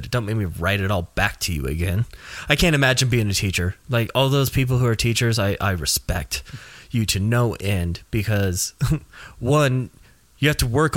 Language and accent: English; Nashville, Tennessee, United States; growing up in Nashville